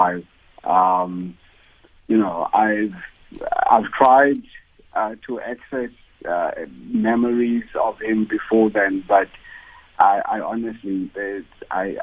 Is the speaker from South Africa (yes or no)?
yes; Cradock, Eastern Cape, South Africa; I come from Cradock